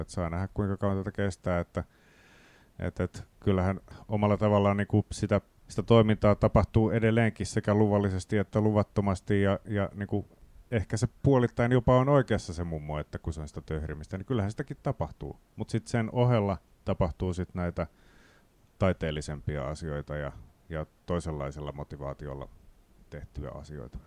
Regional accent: Riihimäki, Kanta-Häme, Finland; Mä tuun Riihimäeltä

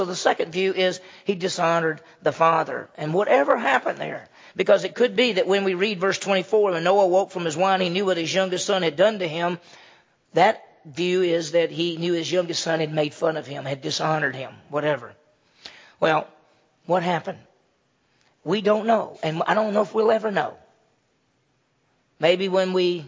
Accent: Mississippi, United States; moved away; I grew up in Mississippi.

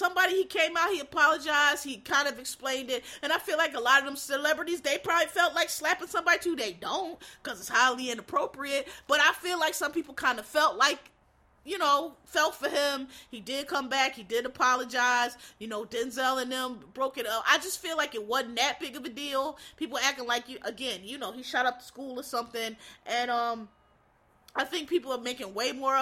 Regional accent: Philadelphia, Pennsylvania, United States; I'm from Philly, Will's from Philly, I was born in West Philadelphia, I wasn't raised there, but I was born there, but I grew up there, because I went to school there

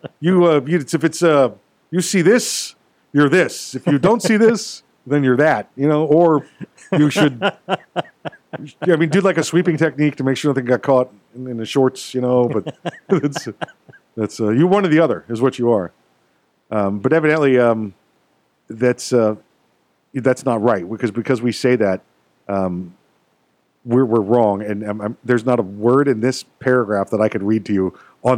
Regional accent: United States; I was born right here in America

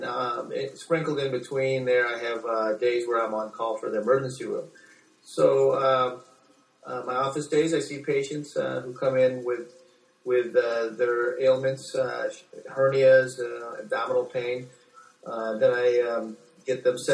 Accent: Chicago, Illinois, United States; first language English; I was born in Chicago, but my parents are both Filipinos.

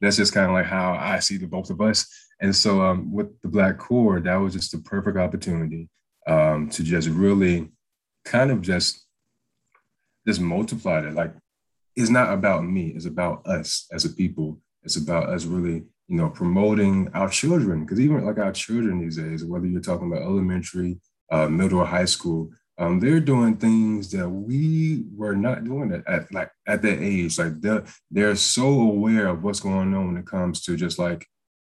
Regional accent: Waynesboro, Georgia, United States; moved away as an adult; also born or lived in Valdosta, Georgia; I'm from Waynesboro, Georgia, very, very, very small town

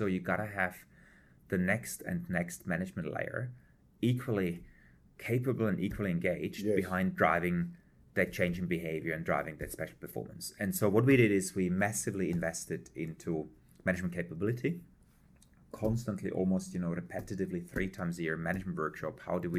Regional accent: Prague, Czechia; born there; English is a second language; also born or lived in Germany / Switzerland; So I was born in Prague in a family of German parents. Spent some time in Czech, in Germany, had then a global role in Switzerland for Hilti

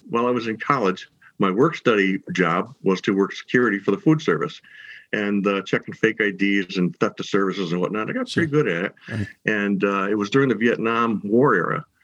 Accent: Herkimer County, New York, United States; I grew up in Herkimer County, which is like I said in the middle of the state

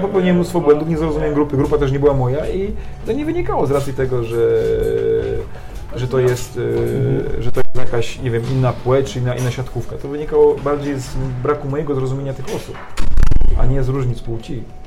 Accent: Poland; also born or lived in France; ja wyrosłem na warunkach polskich, to całe tradycje, wszystko to zostało mi wpojone

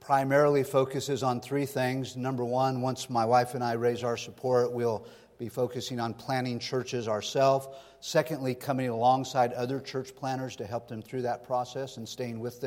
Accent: Sonora, California, United States; also born or lived in Stockton, California; I grew up in Sonora in the foothills here. I was born and raised in Northern California

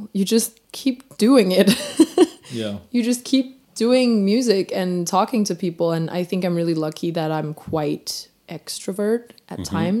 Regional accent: Denmark; as like a young Asian girl growing up in Denmark.

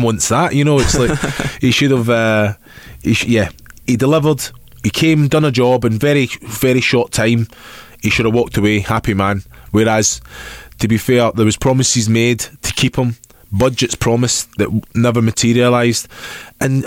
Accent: Scotland, United Kingdom; I'm from Scotland.

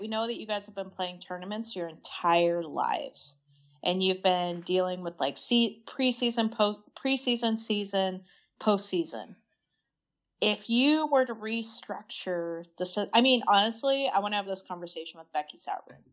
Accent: Idaho, United States; growing up in Idaho

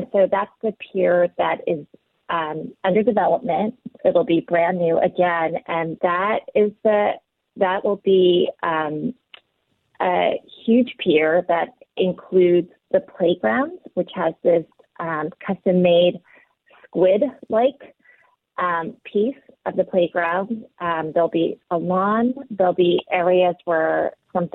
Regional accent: East Coast, United States; moved away as an adult; also born or lived in Korea; now in Seattle, United States; I was born in Korea, grew up on the East Coast and then came out to Seattle about 20 years ago

